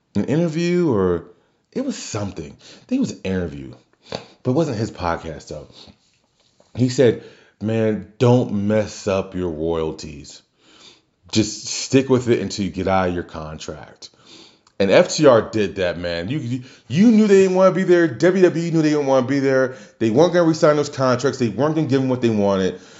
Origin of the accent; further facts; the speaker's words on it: New Orleans, Louisiana, United States; my hometown, Louisiana